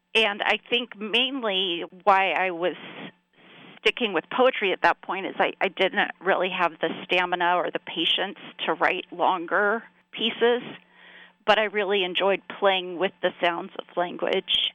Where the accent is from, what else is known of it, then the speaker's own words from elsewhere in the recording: South Carolina, United States; now in Pennsylvania, United States; growing up in South Carolina